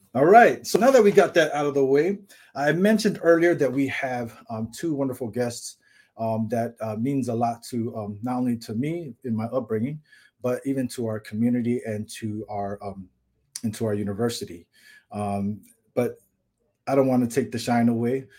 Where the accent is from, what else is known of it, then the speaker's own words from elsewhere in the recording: California, United States; now in Hawaii, United States; I grew up in California